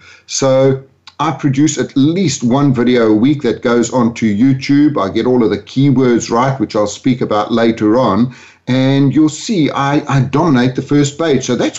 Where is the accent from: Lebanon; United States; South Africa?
South Africa; moved away as an adult; also born or lived in London, United Kingdom; My accent, actually, I grew up in South Africa, moved to London when I was 40 years old, and now live between Spain, London, and Orlando. So I've got a bit of a mongrel accent.